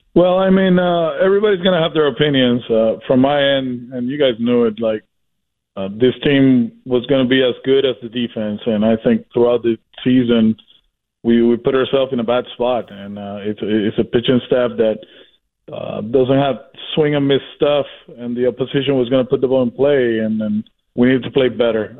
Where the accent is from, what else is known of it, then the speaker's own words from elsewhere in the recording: Puerto Rico; now in Boston, United States; I'm from Puerto Rico